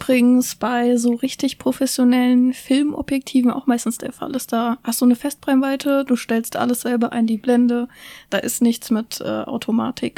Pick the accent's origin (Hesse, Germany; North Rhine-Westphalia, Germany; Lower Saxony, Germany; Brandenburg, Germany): Hesse, Germany; Frankfurt; moved away; Aber ich komme ursprünglich aus Frankfurt